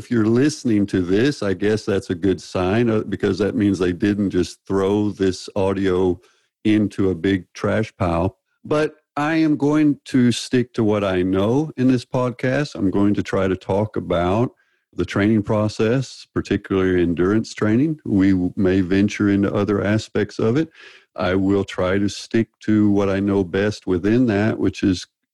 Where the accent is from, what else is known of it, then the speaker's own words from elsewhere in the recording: the South, United States; accent: Southern; moved away as an adult; also born or lived in Texas / Arkansas; now in Kristiansand, Norway; I am from the South. Grew up in Texas and Arkansas